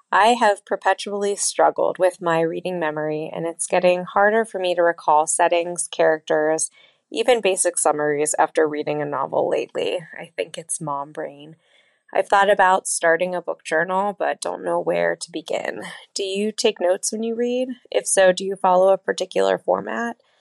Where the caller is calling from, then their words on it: Pittsburgh, Pennsylvania, United States; I'm calling from Pittsburgh